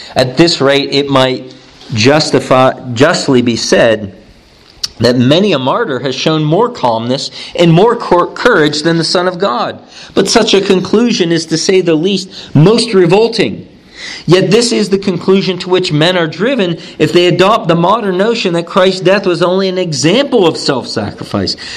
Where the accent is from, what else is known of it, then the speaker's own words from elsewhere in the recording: Youngstown, Ohio, United States; I'm from Youngstown, Ohio